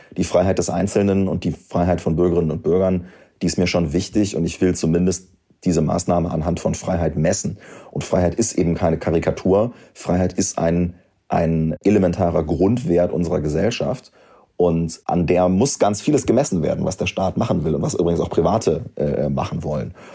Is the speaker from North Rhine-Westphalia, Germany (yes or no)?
no; Göttingen, Lower Saxony, Germany; also born or lived in Wolfenbüttel; Ich komme ja aus Göttingen, das ist eine Studentenstadt